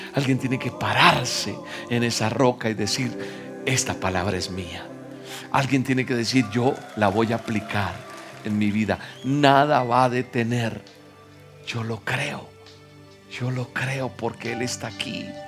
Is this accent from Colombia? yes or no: yes; Colombia; Yo soy colombiano